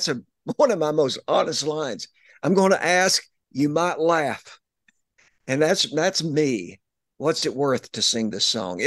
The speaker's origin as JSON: {"language": "English", "region": "East Tennessee", "country": "United States", "tie": "born or raised there", "said": "I'm from Tennessee and raised in mostly East Tennessee"}